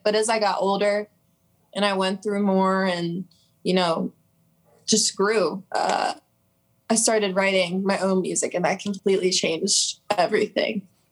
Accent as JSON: {"language": "English", "region": "Pennsylvania", "country": "United States", "said": "I'm about an hour from Philly, a little small town"}